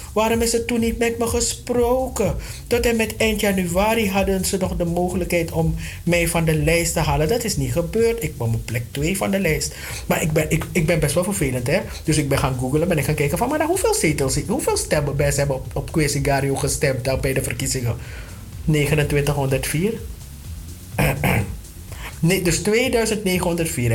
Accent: Suriname; now in Netherlands; wij als Surinamers

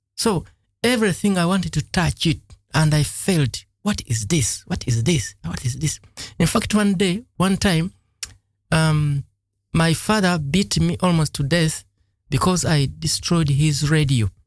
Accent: Lugazi, Central Region, Uganda; moved away; I grew up in a, in a village that was uh, not in Kampala exactly Mm-hmm. The place was called Lugazi

